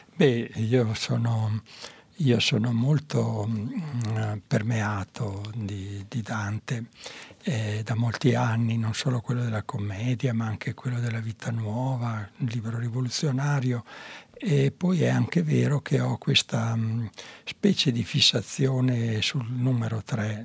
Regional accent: Mantua, Lombardy, Italy; quando ero piccola a Mantova passavo davanti, quando uscivo dalle elementari, passavo davanti a un grande palazzo che era tra la scuola e la mia casa

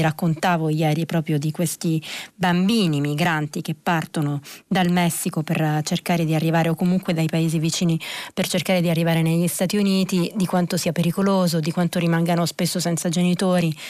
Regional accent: Reggio Calabria, Calabria, Italy; io sono calabrese

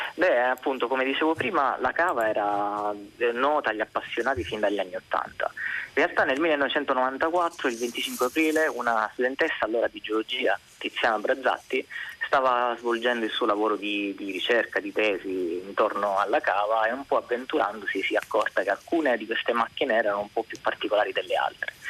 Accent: Sicily, Italy; essendo siciliano

